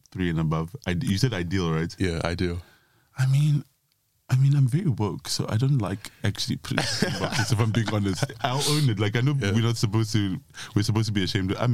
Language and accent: English; South Africa; I am 31, going on 32 very shortly. I am from South Africa.